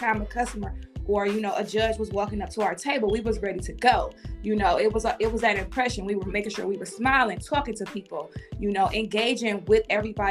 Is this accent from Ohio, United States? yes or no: yes; East Cleveland, Ohio, United States; I am from Cleveland, Ohio, raised in East Cleveland, Ohio